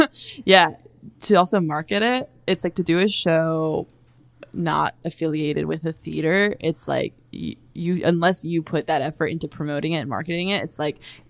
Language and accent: English; Virginia, United States; I'm from Virginia.